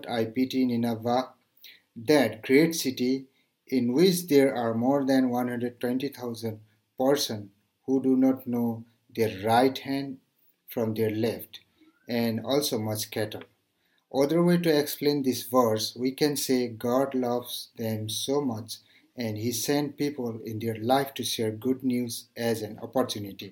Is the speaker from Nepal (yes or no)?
yes; Nepal; from Nepal